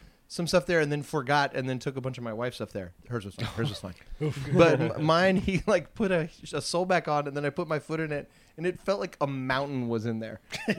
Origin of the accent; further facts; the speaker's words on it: East Coast, United States; moved away; I'm from the East Coast